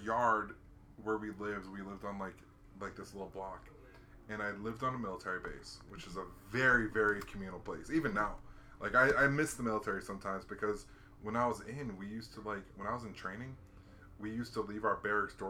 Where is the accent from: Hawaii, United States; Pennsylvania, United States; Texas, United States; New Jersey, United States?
Hawaii, United States; And when I was a kid growing up in Hawaii, there was only two families that had a fence in the yard.